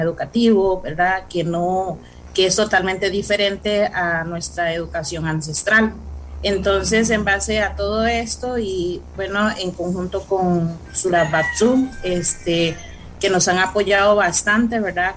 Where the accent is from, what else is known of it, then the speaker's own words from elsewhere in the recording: Costa Rica; first language Cabécar; Spanish is a second language; yo soy indígena cabecar de Alto Chirripó, específicamente Alto Pacuar